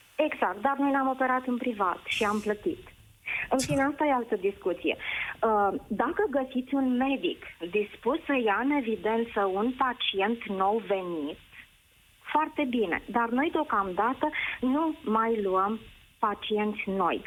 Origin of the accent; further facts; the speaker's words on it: Câmpulung Moldovenesc, Suceava County, Romania; Sunt din Câmpul Moldovenesc, din Bucovina